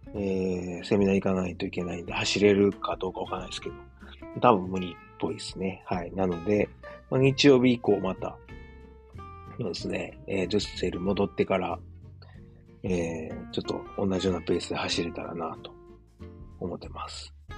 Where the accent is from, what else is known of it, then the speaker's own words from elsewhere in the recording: Osaka, Japan; moved away as an adult; now in Germany; 自分の実家であるですね、駒川あずまや、はい、親父とおかんがやってる、えー、大阪駒川いうところ